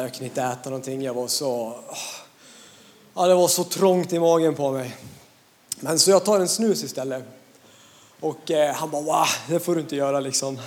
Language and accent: Swedish; Hedemora, Dalarna County, Sweden; jag kommer från Dalarna, en liten ort som heter Hedemora